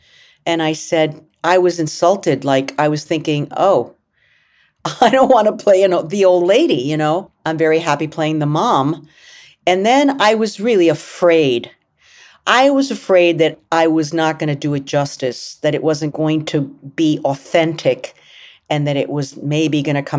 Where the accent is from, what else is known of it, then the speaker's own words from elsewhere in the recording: United States; I'm an actress, I'm an American, I'm a human being that happens to be Latina.